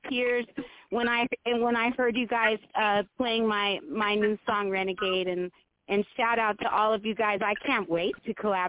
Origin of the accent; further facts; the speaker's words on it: Oakland, California, United States; born there; now in Montana, United States; born in Oakland, but in a strange type of circumstances, I guess we could say, I ended up in Montana, the big sky country of Montana